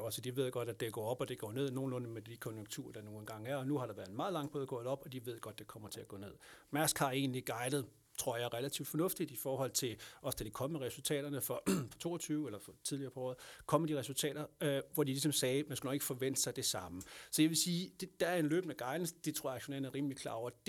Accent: Lolland, Zealand, Denmark; kommer jeg selv fra Lolland

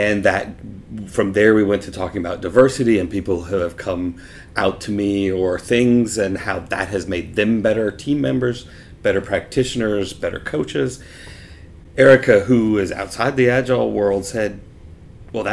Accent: United States; now in Zurich, Switzerland; I grew up on the Louisiana-Mississippi state line in the States

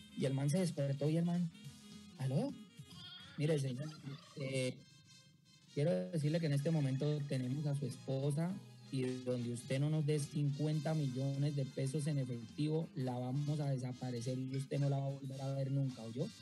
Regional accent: Bucaramanga, Santander, Colombia; mi tierra en Bucaramanga

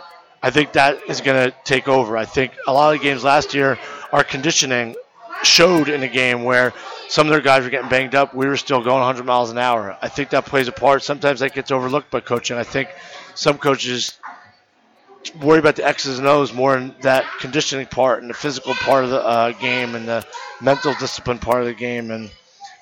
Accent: New Brunswick, New Jersey, United States; You know, I grew up right on Hollywood Street, right off of Livingston Ave. I grew up there with my brothers, my family.

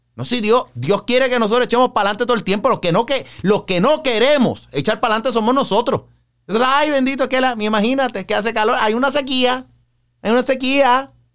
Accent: Puerto Rico; Para nosotros el verano, lo que son los meses de mayo, junio, julio, agosto, bueno, todo el año hace calor en Puerto Rico

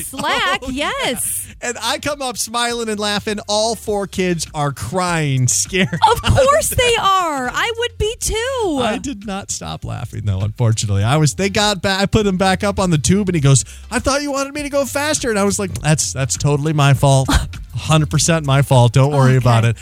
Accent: Houghton Lake, Michigan, United States; moved away; my hometown of Houghton Lake, Michigan

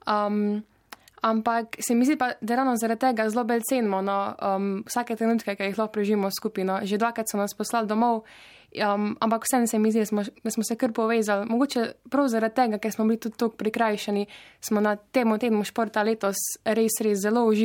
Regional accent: Idrija, Slovenia; jaz sem to srečo, da sem pač iz Idrije

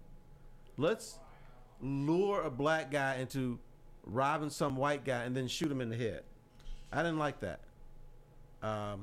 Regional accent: Detroit, Michigan, United States; I grew up in Detroit

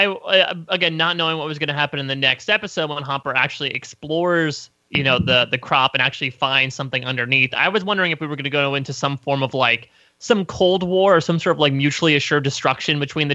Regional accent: East Coast, United States; all us East Coast elites over here

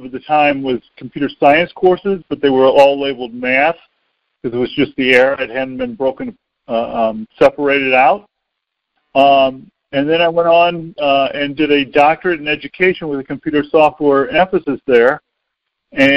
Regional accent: St. Louis, Missouri, United States; I was born in St. Louis, grew up here in St. Louis.

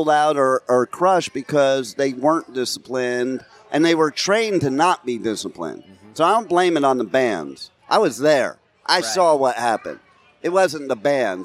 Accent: New Jersey, United States; moved away; also born or lived in California; So I grew up in New Jersey. My dad moved me to California in the beginning of 1980.

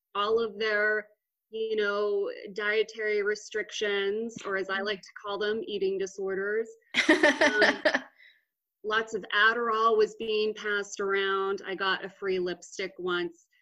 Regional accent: Austin, Texas, United States; moved away; from Austin, Texas. Super great part of Texas, my favorite part of Texas. Uh, and I was born and raised, and I love it. I miss it sometimes.

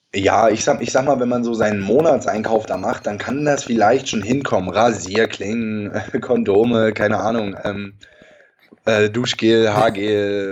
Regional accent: Germany; bei uns in Deutschland

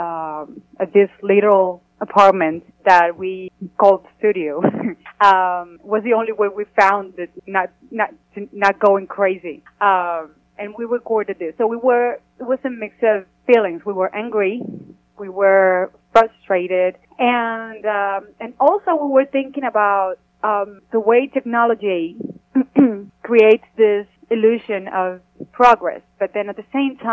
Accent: Cuba; moved away as an adult; now in Nashville, United States; we come from Cuba

